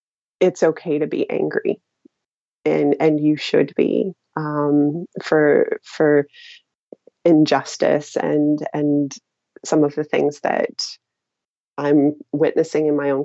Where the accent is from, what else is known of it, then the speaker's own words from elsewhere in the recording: Pennsylvania, United States; moved away; also born or lived in United Kingdom / Lebanon / Turkey; Actually, when I'm from Pennsylvania, and when I go back home now, because I've spent 10 years living in the UK and Lebanon and Turkey, people back home will ask me, where are you from? You have an accent.